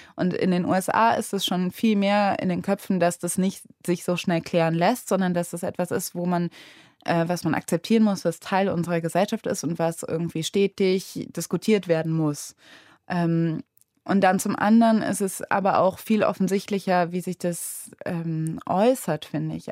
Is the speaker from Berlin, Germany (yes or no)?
no; Cologne, North Rhine-Westphalia, Germany; ich bin ja in Köln aufgewachsen